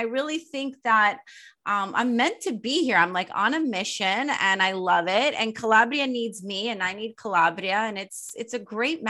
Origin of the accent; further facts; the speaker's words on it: Sweden; moved away as an adult; also born or lived in Poland; now in United States; I was born in the States, but when I was five, I moved to Sweden with my Polish stepfather. It's very random. And I grew up half in Sweden and half in Poland until I was 18. And then I moved back to the States